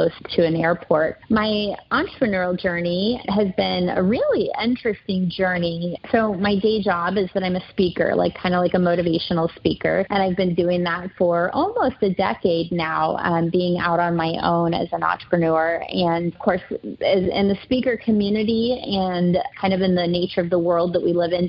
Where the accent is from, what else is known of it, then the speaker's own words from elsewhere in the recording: Kansas City, Missouri, United States; moved away as an adult; now in Dallas, United States; I'm from Kansas City, Missouri, born and raised, lived there my entire life, including college